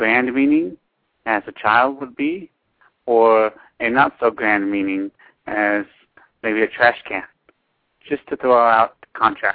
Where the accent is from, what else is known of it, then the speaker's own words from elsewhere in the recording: Los Angeles, California, United States; now in San Bernardino County, United States; I live in San Bernardino County, but I was born in Los Angeles.